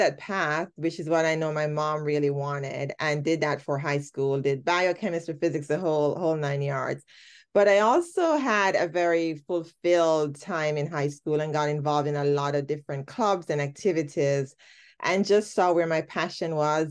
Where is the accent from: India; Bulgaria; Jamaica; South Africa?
Jamaica; moved away as an adult; I, I am Jamaican. I started my career in Jamaica, did most of my schooling in Jamaica